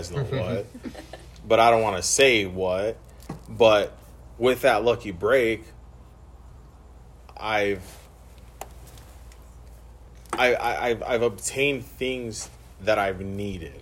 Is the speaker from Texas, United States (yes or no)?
no; Tucson, Arizona, United States; I grew up in the hood. I grew up in Southside Tucson